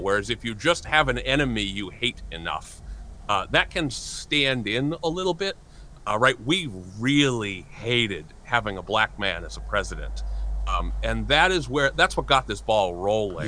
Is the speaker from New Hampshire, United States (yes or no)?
yes; New Hampshire, United States; a 17 year old white kid growing up in New Hampshire